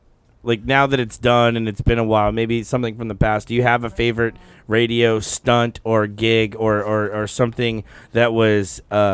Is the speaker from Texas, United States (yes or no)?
yes; Texas, United States; moved away; I'm from Texas